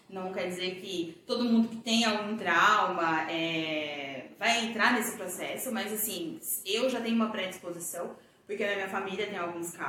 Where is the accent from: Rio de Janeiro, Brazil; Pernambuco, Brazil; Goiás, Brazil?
Goiás, Brazil; Goiânia; moved away as an adult; also born or lived in São Paulo; eu sou goiana e quando eu tinha mais ou menos 22 para 23 anos, eu fui embora de Goiânia, fui embora para São Paulo, fui morar em São Paulo